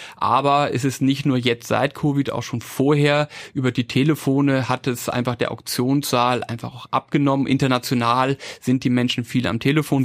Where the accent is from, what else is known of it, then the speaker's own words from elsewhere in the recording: Hamburg, Germany; moved away as an adult; now in Vienna, Austria; ich bin Hamburger, ich bin nach Wien gekommen für BWL und Kunstgeschichte